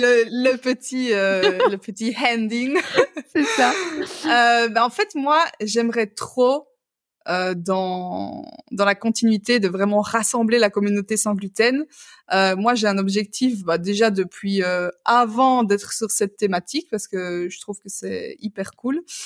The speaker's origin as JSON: {"language": "French", "country": "Belgium", "said": "je suis belge"}